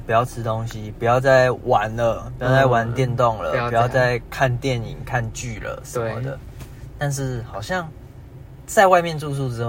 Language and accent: Chinese; Keelung, Taiwan; 因为我念台北的学校，但其实我是基隆人